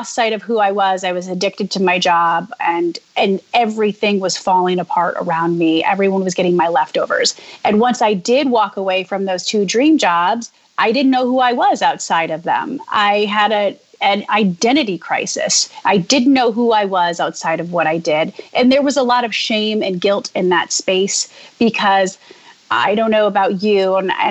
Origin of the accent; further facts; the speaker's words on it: Jackson, Michigan, United States; moved away as an adult; also born or lived in Dayton, Ohio / Cincinnati, Ohio / Chicago; now in New York, United States; I, grew up in a small town in Jackson, Michigan